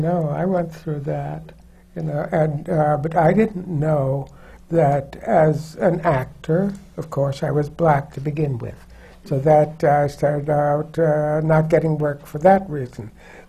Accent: Detroit, Michigan, United States; moved away as an adult; also born or lived in Toronto, Canada; now in New York, United States; I was born in Toronto, Canada, and went to Detroit, Michigan by the time I was 4 years old. I went through my entire education in Detroit, Michigan

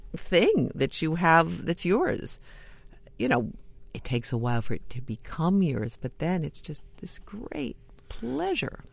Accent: New York, United States; I grew up in New York and I went to a lot of theater

